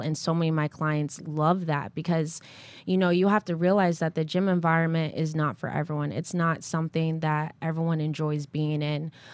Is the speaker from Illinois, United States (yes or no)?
no; Connecticut, United States; moved away as an adult; also born or lived in New London, Connecticut / New Haven, Connecticut; now in South Florida, United States; I was born and raised in Connecticut